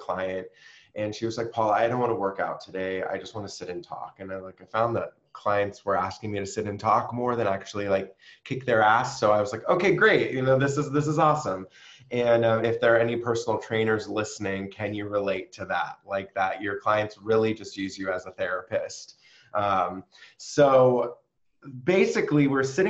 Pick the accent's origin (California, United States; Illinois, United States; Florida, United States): California, United States; San Diego; moved away as an adult; also born or lived in New York City; I moved from New York City where I was living back home to San Diego